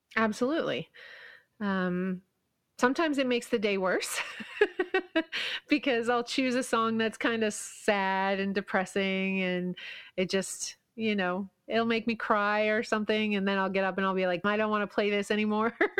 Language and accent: English; Kingston, Ontario, Canada; my hometown has this, well, not anymore, but it used to have this, um, little theme park. It wasn't anything like Six Flags or Disney or anything, but it was called Lake Ontario Park